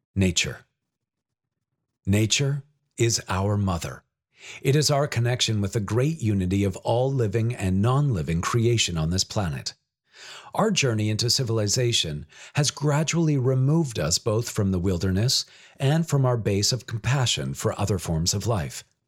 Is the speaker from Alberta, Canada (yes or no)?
no; British Columbia, Canada; Growing up in British Columbia, with its abundance of wild natural settings and wetlands, within and beside the cities of Richmond and Vancouver